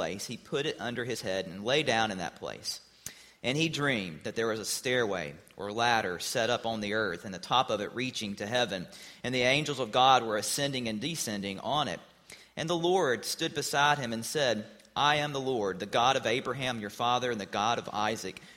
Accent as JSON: {"language": "English", "region": "Mississippi", "country": "United States", "tie": "born or raised there", "said": "Growing up, I was taught to have a healthy fear of tornadoes because, of course, we live in Mississippi"}